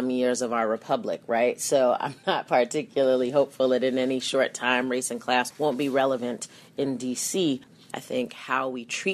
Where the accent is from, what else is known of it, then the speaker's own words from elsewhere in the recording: Mount Vernon, New York, United States; moved away; I grew up in Mount Vernon, New York.